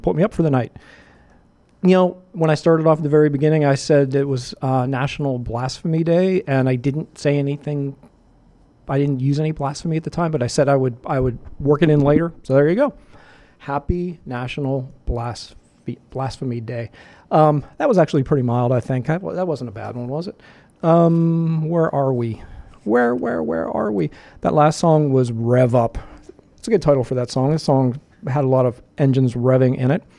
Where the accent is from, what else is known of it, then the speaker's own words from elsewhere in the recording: Pittsburgh, Pennsylvania, United States; Pittsburgh, my hometown.